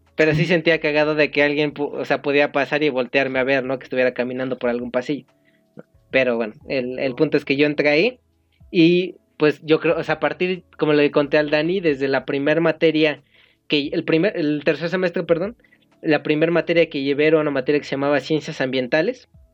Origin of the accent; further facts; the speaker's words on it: State of Mexico, Mexico; yo soy del Estado de México